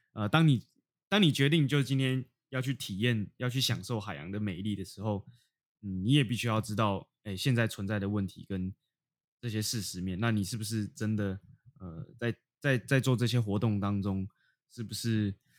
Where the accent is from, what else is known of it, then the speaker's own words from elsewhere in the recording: Taipei, Taiwan; moved away as an adult; 当我在台北生活了十八年，十八年，然后突然搬离到，搬到海边生活